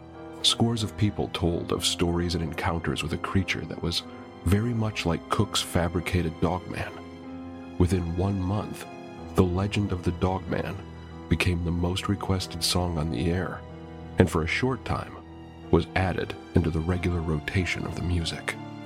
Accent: Detroit, Michigan, United States; I'm from Detroit.

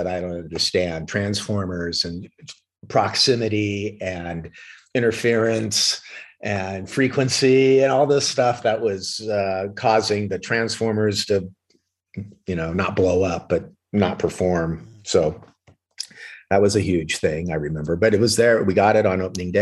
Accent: Orange County, California, United States; I grew up with in Orange County at South Coast Plaza

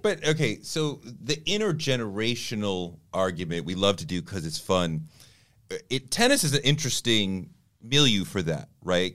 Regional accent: Boston, Massachusetts, United States; I grew up in Boston.

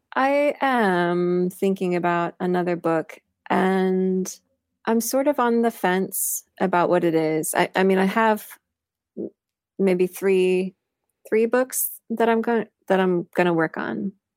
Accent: Missouri, United States; moved away; I grew up in Missouri, in a really small farming town in north central Missouri

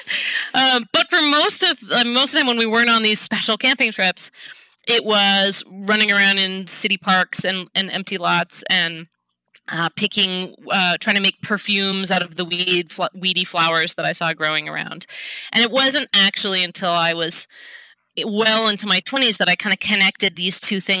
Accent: Seattle, Washington, United States; I grew up in Seattle

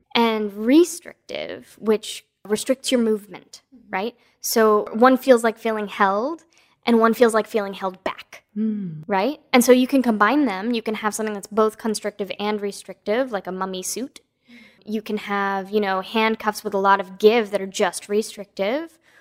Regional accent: East Coast, United States; now in West Coast, United States; I was born on the East Coast

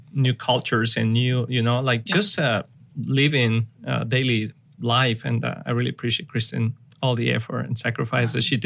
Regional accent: Mexico; English is a second language; moved away as an adult; also born or lived in Guadalajara; now in United States

